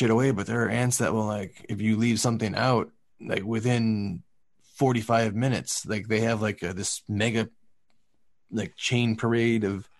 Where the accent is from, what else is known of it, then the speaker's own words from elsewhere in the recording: Midwest, United States; now in Southern California, United States; I grew up in the Midwest